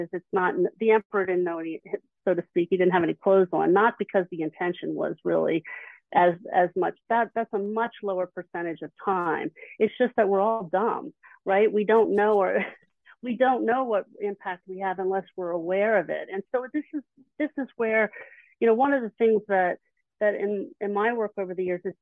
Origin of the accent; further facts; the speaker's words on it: Philadelphia, Pennsylvania, United States; I'm from the Philly area.